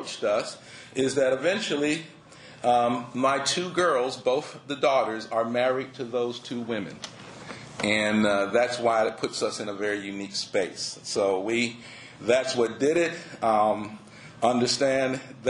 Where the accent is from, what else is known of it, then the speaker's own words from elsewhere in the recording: Philadelphia, Pennsylvania, United States; moved away as an adult; also born or lived in Tallahassee, Florida; I was born in Philadelphia, so I am a Northeasterner. Born and raised in Philly